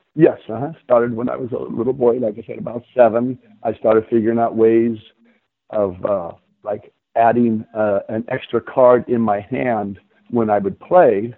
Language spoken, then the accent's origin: English; San Diego, California, United States; I grew up in San Diego